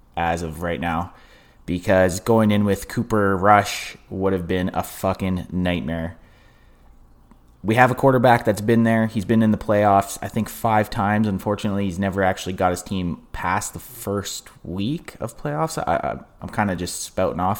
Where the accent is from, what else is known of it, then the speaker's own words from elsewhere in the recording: Canada; I'm Canadian